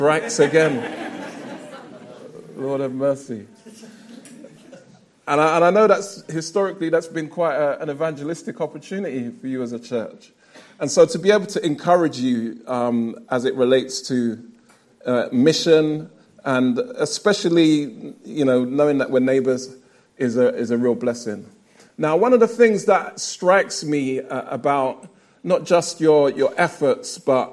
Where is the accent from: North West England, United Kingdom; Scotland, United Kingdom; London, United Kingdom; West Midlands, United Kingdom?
London, United Kingdom; I'm a Lewisham resident, born and raised in South London